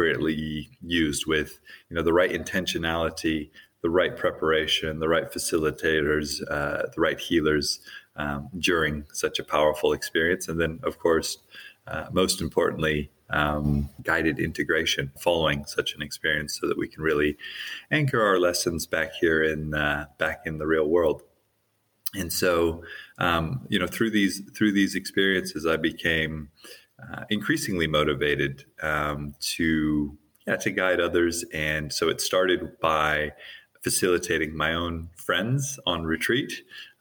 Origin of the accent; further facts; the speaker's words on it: Hawaii, United States; I grew up in Hawaii.